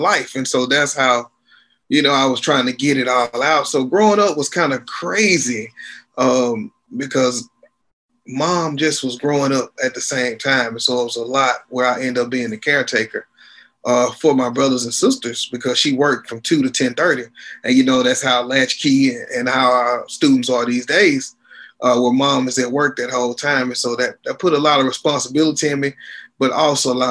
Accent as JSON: {"language": "English", "town": "Shreveport", "region": "Louisiana", "country": "United States", "tie": "born or raised there", "moved": "as an adult", "lives_now": "Houston, United States", "said": "Shreveport, Louisiana is my hometown. I am currently living in Houston, Texas. I've been here since 2003."}